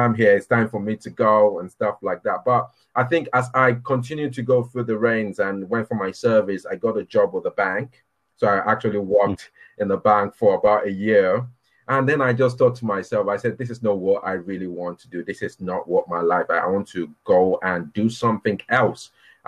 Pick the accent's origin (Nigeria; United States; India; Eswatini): Nigeria; Minna, Niger State; moved away as an adult; also born or lived in Birmingham, United Kingdom; now in United Kingdom; we moved out back to Nigeria in the early 80s